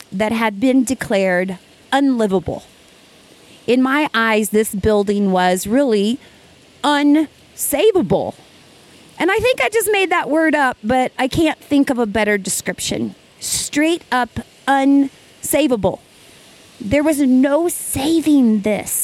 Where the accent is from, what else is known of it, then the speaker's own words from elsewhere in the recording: Ava, Missouri, United States; Ava, Missouri is my hometown. I am sitting across the road from the elementary school where I went to school